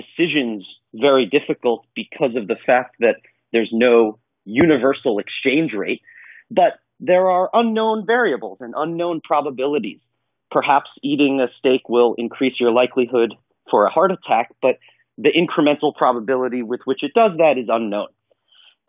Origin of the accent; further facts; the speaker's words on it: northern New Jersey, United States; also born or lived in Bronx, New York; I was born in the Bronx, but I grew up in a small town in northern New Jersey.